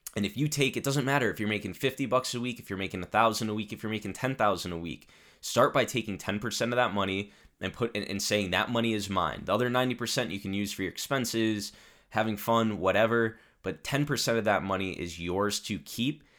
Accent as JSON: {"language": "English", "region": "Connecticut", "country": "United States", "also_born_or_lived": "Italy", "said": "my home state of Connecticut"}